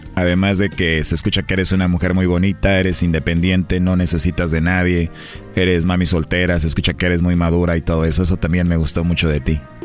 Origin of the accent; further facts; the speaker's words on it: Mexico; yo soy mexicano